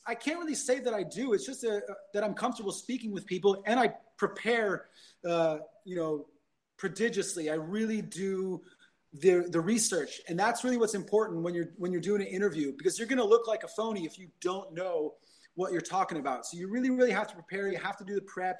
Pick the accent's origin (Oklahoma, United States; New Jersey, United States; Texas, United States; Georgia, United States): New Jersey, United States; also born or lived in New York / China; now in Los Angeles, United States; I grew up in New Jersey